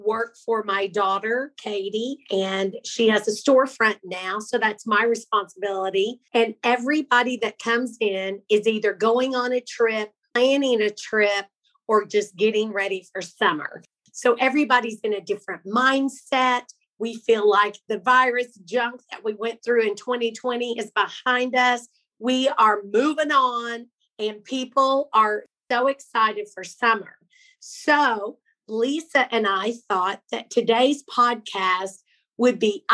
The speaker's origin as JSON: {"language": "English", "town": "Pawhuska", "region": "Oklahoma", "country": "United States", "tie": "born or raised there", "said": "people we grew up with in Pawhuska"}